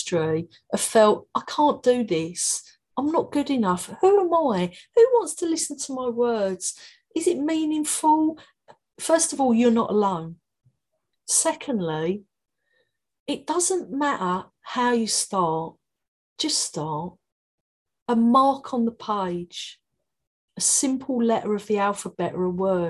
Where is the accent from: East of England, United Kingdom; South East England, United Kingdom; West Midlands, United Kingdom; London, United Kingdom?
London, United Kingdom; accent: Cockney; moved away as an adult; now in Brighton, United Kingdom; My Cockney accent